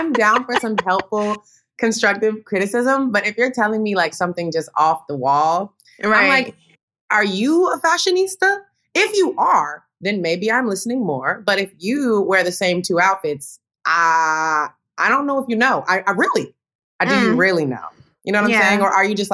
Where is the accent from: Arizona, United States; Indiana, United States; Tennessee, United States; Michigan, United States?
Tennessee, United States; moved away; I come from Tennessee